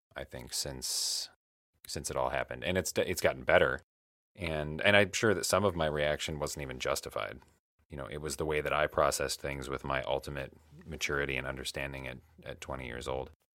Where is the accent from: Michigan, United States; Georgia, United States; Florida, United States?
Michigan, United States; moved away as an adult; now in Illinois, United States; I was going to college in the town that I grew up